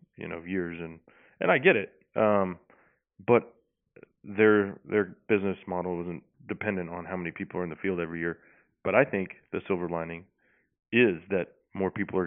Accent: Texas, United States; you came down here to my home state

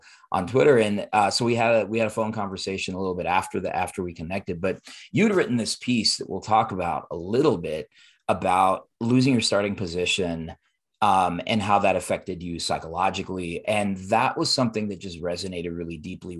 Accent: Denver, Colorado, United States; I grew up in East Denver

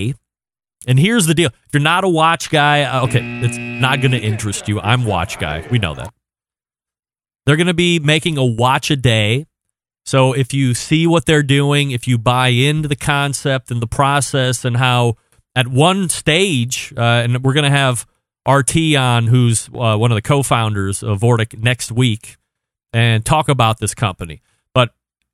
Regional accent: Cleveland, Ohio, United States; I'm from Cleveland as well

